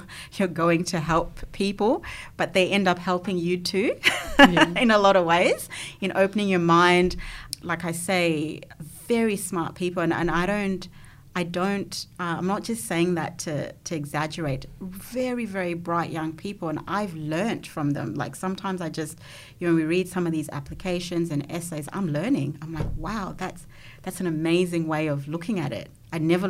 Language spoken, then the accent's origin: English; Zimbabwe; now in Australia; growing up in Zimbabwe, I probably came from a more privileged background as well.